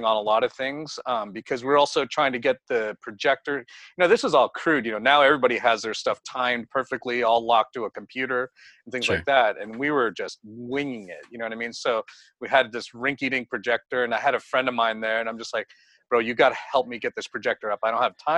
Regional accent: the Bay Area, California, United States; I'm from the Bay Area

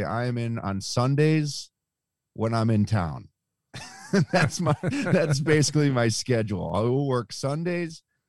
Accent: Buffalo, New York, United States; No, I'm born and raised in Buffalo, New York.

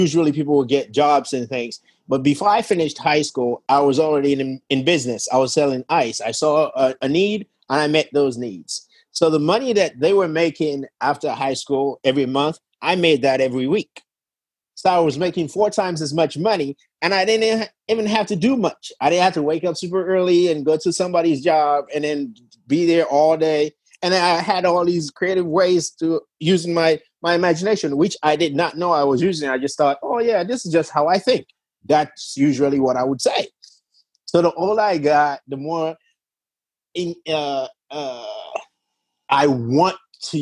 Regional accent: Sierra Leone; I was born and raised in Sierra Leone in West Africa.

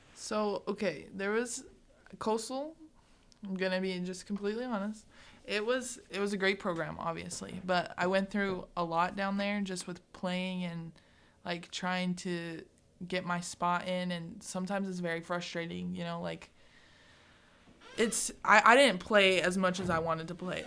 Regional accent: Greeley, Colorado, United States; now in McCook, United States; I grew up in Greeley

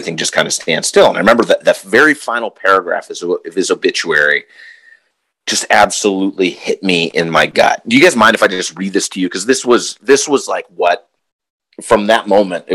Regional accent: Pittsburgh, Pennsylvania, United States; also born or lived in Des Moines; now in Minneapolis, United States; I'm originally from Pittsburgh, steel town, football town

